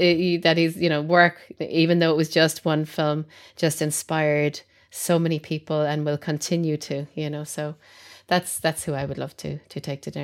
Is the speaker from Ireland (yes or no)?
yes; Ireland; being Irish and brought up as a Catholic